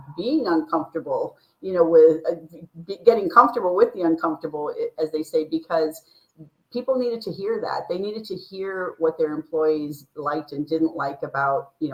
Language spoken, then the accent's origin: English; United States; I'm from here